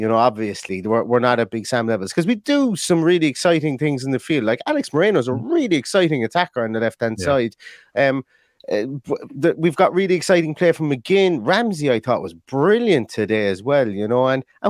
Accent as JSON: {"language": "English", "country": "Ireland", "said": "And, you know, hey, I'm Irish. That's all we could do for a period of time, is draw our way through qualifying campaigns"}